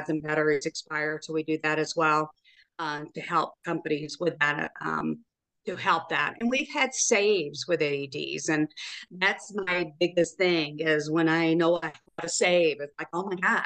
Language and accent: English; Chattanooga, Tennessee, United States; moved away as an adult; also born or lived in Memphis, Tennessee / Phoenix, Arizona; Tennessee, Chattanooga, Tennessee.